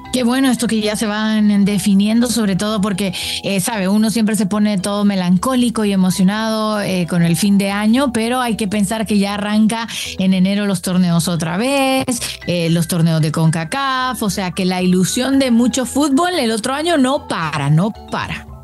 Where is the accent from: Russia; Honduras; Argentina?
Honduras; en mi país